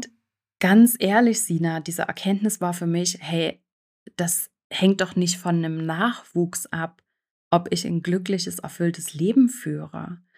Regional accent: eastern Germany, Germany; now in Switzerland; ich bin im Osten Deutschlands aufgewachsen und das ist äh, sehr ländlich, also noch sehr auch äh, von der DDR geprägt.

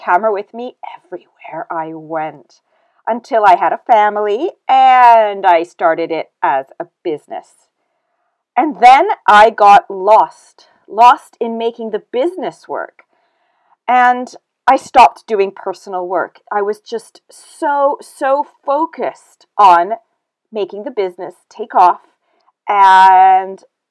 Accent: Canada; moved away as an adult; now in United Kingdom; I was born and raised in Canada

